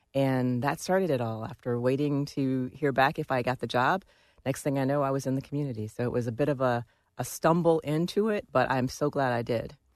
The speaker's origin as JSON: {"language": "English", "town": "Washington", "region": "District of Columbia", "country": "United States", "tie": "born or raised there", "said": "I grew up here in Washington, D C"}